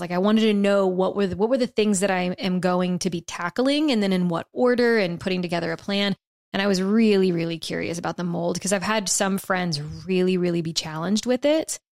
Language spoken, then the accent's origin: English; South Louisiana, United States; now in Texas, United States; growing up in South Louisiana